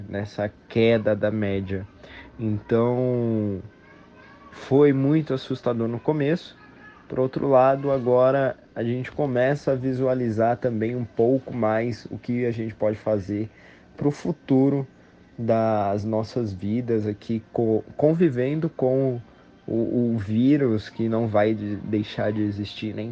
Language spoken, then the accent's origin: Portuguese; São Paulo, Brazil; sou aqui da Vila Prudente, Zona Leste de São Paulo, capital.